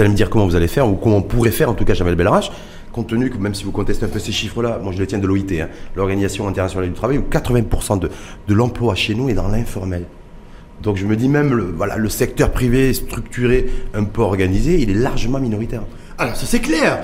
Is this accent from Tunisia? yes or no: no; Morocco; chez nous au Maroc